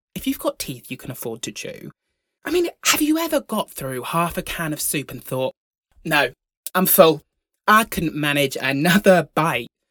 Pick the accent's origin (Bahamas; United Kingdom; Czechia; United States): United Kingdom; Broughton; I grew up in Broughton, the largest village in the solar system.